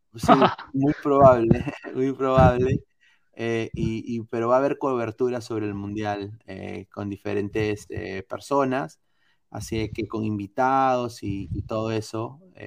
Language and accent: Spanish; Peru; Yo soy de Perú